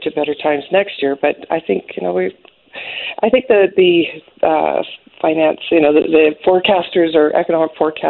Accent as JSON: {"language": "English", "area": "the Kootenays", "region": "British Columbia", "country": "Canada", "said": "I'm from the Kootenays"}